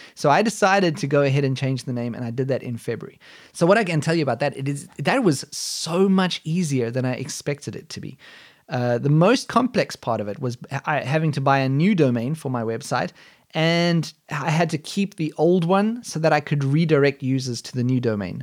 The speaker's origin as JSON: {"language": "English", "country": "South Africa", "tie": "born or raised there", "moved": "as an adult", "lives_now": "Germany"}